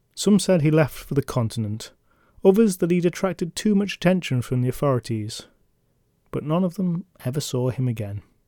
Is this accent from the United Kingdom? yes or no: yes; England, United Kingdom; I'm from England